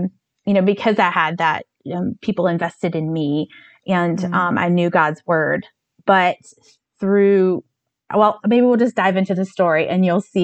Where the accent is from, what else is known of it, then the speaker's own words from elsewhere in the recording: North Carolina, United States; also born or lived in New York City; now in Chicago, United States; I'm from North Carolina, but my family, we've been living in Chicago since spring of 2016